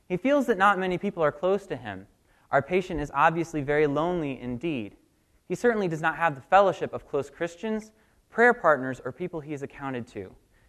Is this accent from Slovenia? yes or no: no; Richmond, Virginia, United States; moved away as an adult; now in Coconut Creek, United States; I'm from Coconut Creek, and 6 years ago, my family moved to Florida from Richmond. I was very excited to go. I was actually the one who told my dad, yep, we got to go.